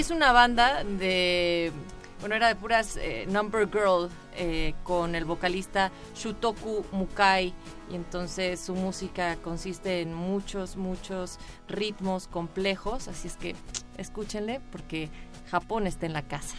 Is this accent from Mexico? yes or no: yes; Mexico; yo como mexicana